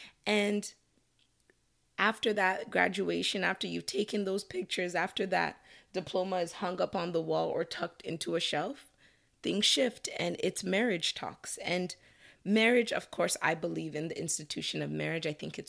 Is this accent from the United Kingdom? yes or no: no; Nigeria; now in Canada; culturally, as a Nigerian, Canadian, there are pressures that come with age.